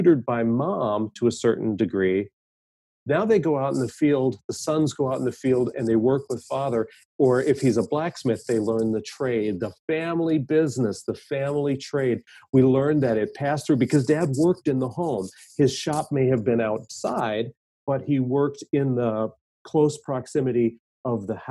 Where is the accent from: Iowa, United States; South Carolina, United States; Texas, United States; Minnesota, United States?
Minnesota, United States; I grew up in Minnesota.